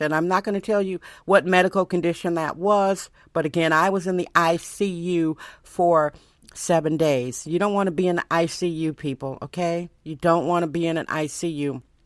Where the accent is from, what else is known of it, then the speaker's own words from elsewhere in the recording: Milwaukee, Wisconsin, United States; now in San Francisco, United States; I'm originally from Milwaukee, Wisconsin